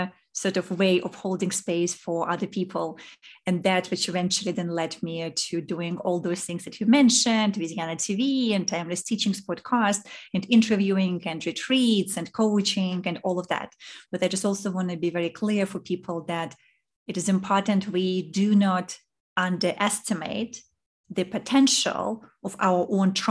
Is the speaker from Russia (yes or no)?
yes; Saint Petersburg, Russia; moved away as an adult; also born or lived in Zurich / New York; now in Singapore; I was born in Russia in St. Petersburg, and this is where I grew up. And then when I was 21, I left